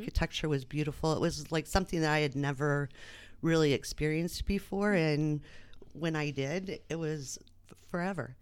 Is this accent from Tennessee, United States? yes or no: no; Anderson, Indiana, United States; moved away as an adult; now in Muncie, United States; I came from Anderson